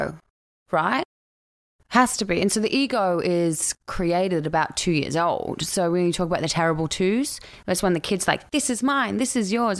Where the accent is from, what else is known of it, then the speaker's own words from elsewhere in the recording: Australia; accent: Australian; moved away as an adult; now in Vancouver, Canada; I'm Australian